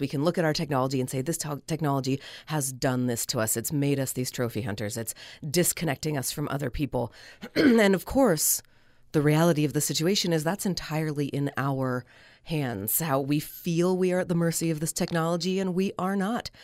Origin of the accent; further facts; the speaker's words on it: Northern California, United States; moved away as an adult; now in Logan, Utah, United States; I moved here from Northern California, where I was born and raised